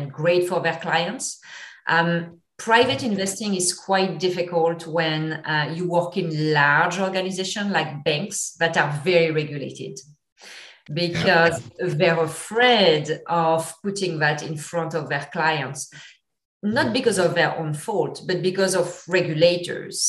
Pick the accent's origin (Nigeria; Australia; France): France; English is a second language; moved away; I apologize in advance if my accent is a bit thick. I'm from France originally